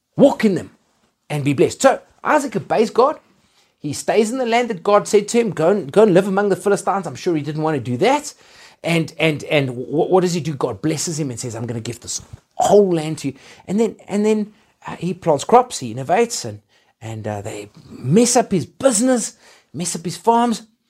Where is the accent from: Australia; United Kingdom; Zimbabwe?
Zimbabwe; now in Johannesburg, South Africa; I was born in Zimbabwe